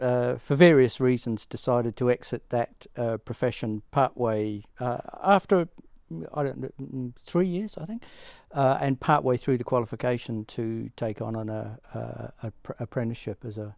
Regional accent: Maidenhead, South East England, United Kingdom; also born or lived in Reading; I was born in Reading, grew up in Maidenhead, which is about 30 miles west of London, almost due west of London, on the M4.

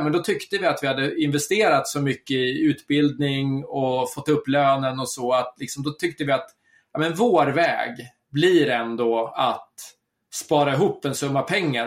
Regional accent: Södertälje, Stockholm County, Sweden; moved away; also born or lived in Guadalajara, Mexico; jag är född och uppvuxen i Södertälje

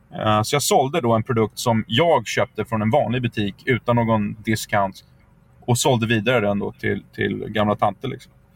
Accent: Sweden; moved away as an adult; also born or lived in United States; som svensk

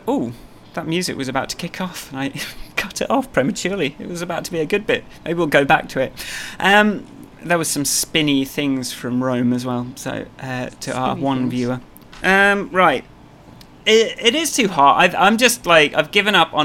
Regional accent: England, United Kingdom; I'm English

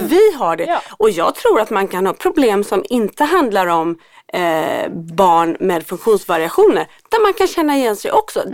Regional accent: Gothenburg, Västra Götaland, Sweden; i Göteborg där jag kommer ifrån

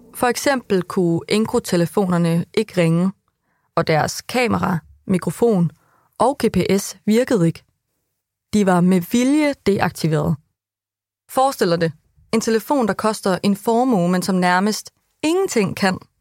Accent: Vildbjerg, Central Denmark Region, Denmark; i Vildbjerg, hvor jeg er fra

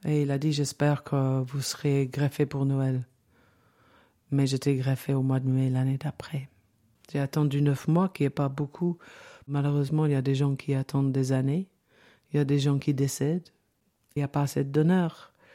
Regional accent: London, United Kingdom; French is a second language; moved away as an adult; now in Valais, Switzerland; j'ai 61 ans et je suis née en Angleterre, à Londres. Euh, j'habitais au centre de Londres, dans une grande maison

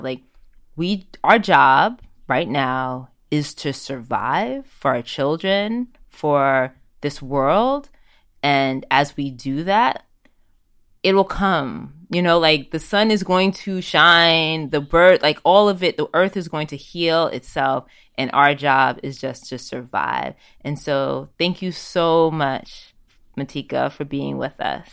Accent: United States; moved away as an adult; now in Amsterdam, Netherlands; even as an American citizen

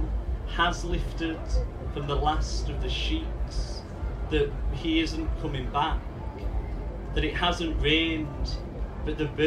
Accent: the north of England, United Kingdom; I've come down, obviously, for my accent, I'm not from around here. I've come down from the Northern Powerhouse.

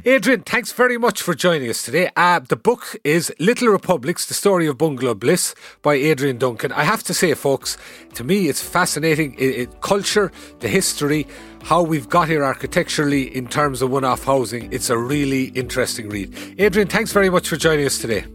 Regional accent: Cahersiveen, South Kerry, Munster, Ireland; moved away; I'm originally from Caersarín in South Kerry

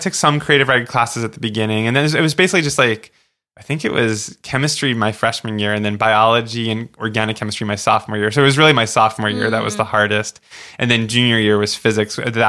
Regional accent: Oceanside, New York, United States; also born or lived in Florida; because I grew up on Long Island in a town called Oceanside, which is a small town. And we lived near the garbage dump and we could smell the dump.

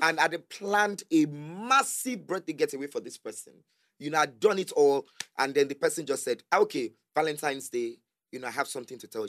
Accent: Lagos, Nigeria; I grew up in Yaba

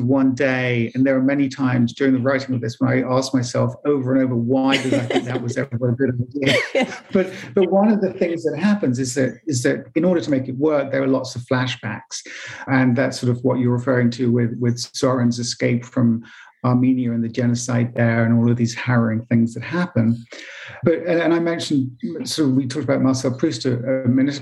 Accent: England, United Kingdom

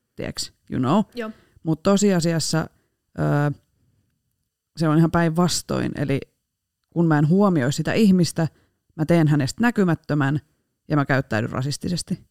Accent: Rauma, Satakunta, Finland; accent: Rauma dialect; moved away; Paitsi murteeni puolesta Raumalta

